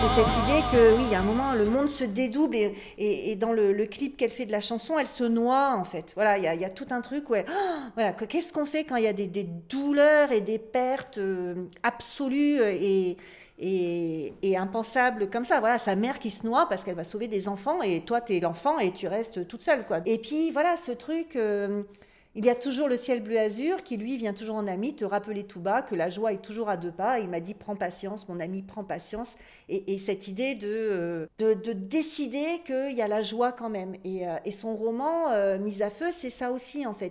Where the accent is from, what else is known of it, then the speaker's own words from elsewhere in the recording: north of France, France; je viens du Nord, dans le Nord de la France